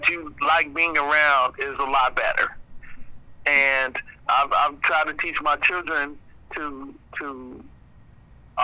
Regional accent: United States; I was born here. I was raised here

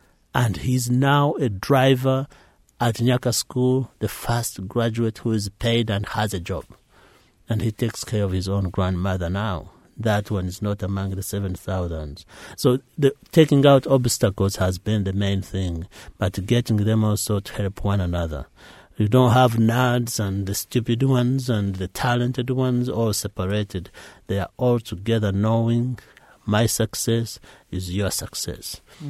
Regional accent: Uganda; every time it snows, my mind goes back home. Every time we make a meal, I miss home. All friends I grew up with are in Uganda.

